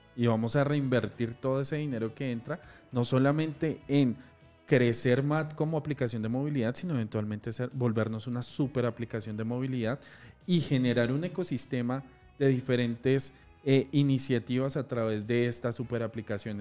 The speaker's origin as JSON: {"language": "Spanish", "country": "Colombia", "said": "Somos colombianos y acá se notó la berraquera"}